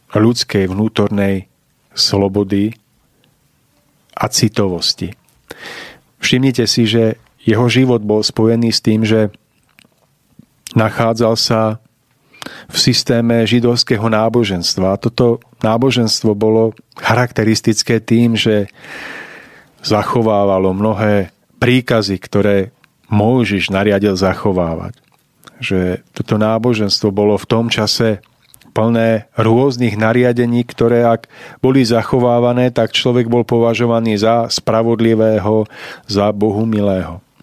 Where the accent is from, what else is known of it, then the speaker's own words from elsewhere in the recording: Orava, Žilina Region, Slovakia; tam v tej časti Oravy, odkiaľ pochádzam ja